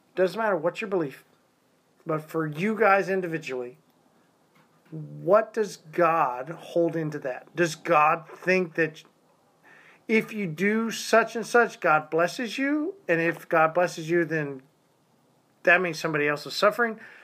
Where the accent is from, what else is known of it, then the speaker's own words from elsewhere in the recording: Tulsa, Oklahoma, United States; also born or lived in Arkansas; I was grown up in Tulsa, Oklahoma